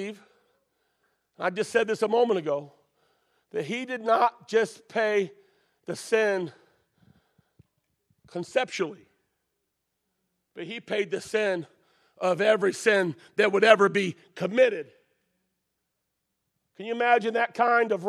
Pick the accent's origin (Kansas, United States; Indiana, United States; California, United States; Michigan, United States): Michigan, United States; Detroit; I'm from Detroit